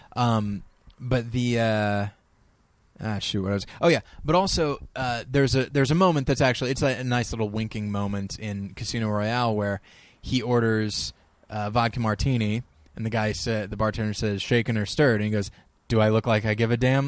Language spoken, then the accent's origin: English; United States; as an American